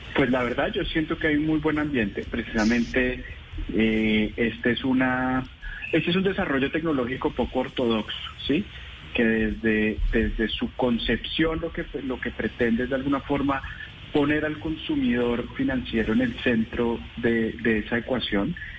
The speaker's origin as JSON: {"language": "Spanish", "country": "Colombia", "said": "como colombianos"}